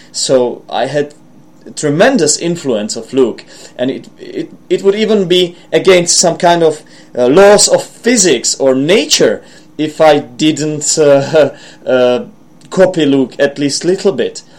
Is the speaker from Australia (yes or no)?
no; Czechia; accent: Czech; first language Czech; English is a second language; my own accent, which might be influenced by, not might, but it certainly is influenced by my mother tongue, which is a Czech language